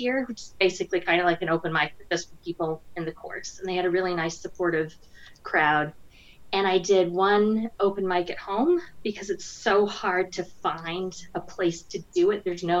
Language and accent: English; Indiana, United States; moved away as an adult; now in London, United Kingdom; I'm from Indiana. I'm a Hoosier